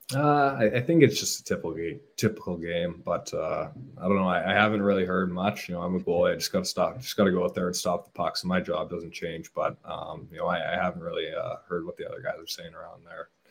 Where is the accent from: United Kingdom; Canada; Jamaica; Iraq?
Canada; Hamilton, Ontario; I was actually born in born in Hamilton